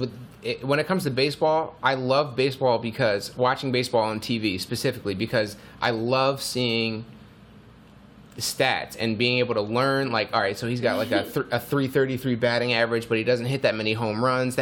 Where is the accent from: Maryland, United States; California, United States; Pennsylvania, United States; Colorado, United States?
Pennsylvania, United States; Philadelphia; We're all Americans from Philadelphia.